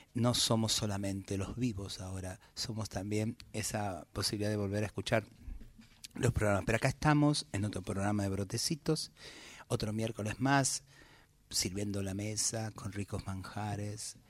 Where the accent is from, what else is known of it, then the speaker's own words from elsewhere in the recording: Buenos Aires Province, Argentina; el haber crecido en el conurbano